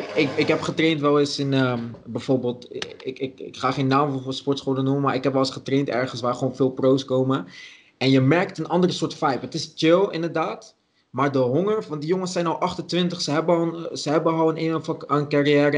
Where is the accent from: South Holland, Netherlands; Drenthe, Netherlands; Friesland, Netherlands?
South Holland, Netherlands; Dordrecht; ik ben van oorsprong gewoon Dordtenaar. Dus ik kwam gewoon uit Dordrecht.